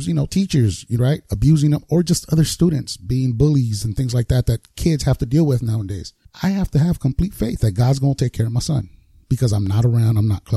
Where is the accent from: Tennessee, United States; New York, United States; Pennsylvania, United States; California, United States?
California, United States; Los Angeles; growing up in South Central where I did